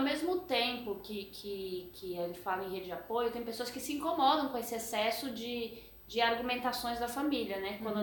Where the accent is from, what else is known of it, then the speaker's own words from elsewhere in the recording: Brasília, Federal District, Brazil; moved away; Nós viemos de Brasília, né? Uhum. Morei muito tempo lá.